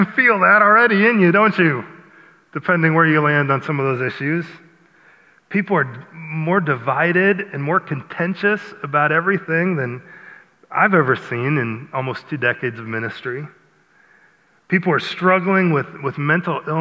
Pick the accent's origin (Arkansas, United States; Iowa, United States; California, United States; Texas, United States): Iowa, United States; I grew up in Iowa